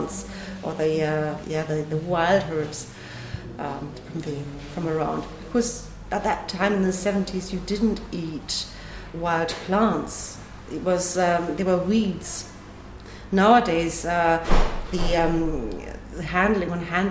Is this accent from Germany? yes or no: yes; Germany; also born or lived in England; now in Nuremberg, Germany; I grew up at Lake Constance, but I was born in England.